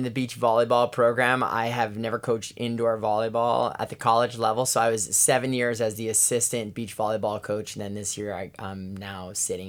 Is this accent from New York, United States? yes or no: yes; New York, United States; now in Hawaii, United States; Yeah, I'm living the dream as that New Yorker living in Hawaii for sure.